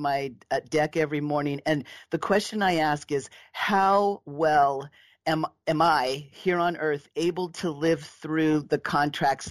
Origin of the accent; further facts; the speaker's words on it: Southern California, United States; I was raised in Southern California